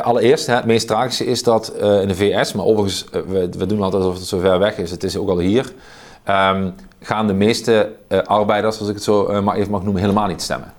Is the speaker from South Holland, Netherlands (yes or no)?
no; Oostelijke Mijnstreek, Limburg, Netherlands; het dialect waar ik vandaan kom, in de oostelijke mijnstreek